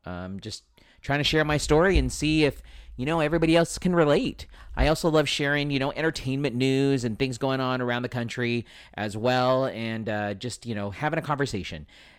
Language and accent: English; United States; because as a American, you should, you know, be following the whole presidential election.